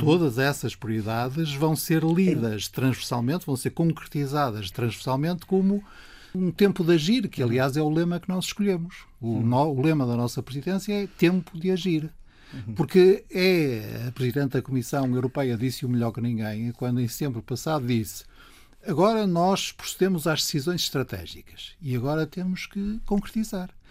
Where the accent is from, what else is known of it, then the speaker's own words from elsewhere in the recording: Porto, Norte, Portugal; eu sou do Porto, a chuva faz parte do meu ambiente.